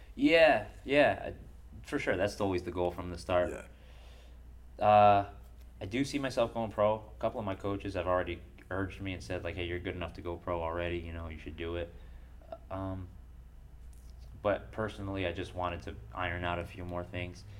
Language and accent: English; Bridgeport, Connecticut, United States; also born or lived in Dover, Delaware; I came with my mom to Bridgeport and I lived in Bridgeport for most of my younger years